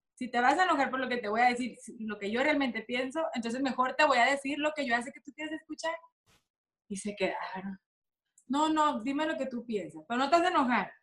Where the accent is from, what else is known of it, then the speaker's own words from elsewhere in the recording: Sinaloa, Mexico; así somos las sinaloenses